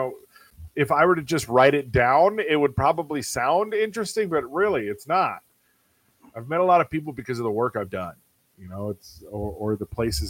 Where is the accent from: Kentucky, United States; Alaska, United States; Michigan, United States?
Alaska, United States; moved away; my hometown up in Alaska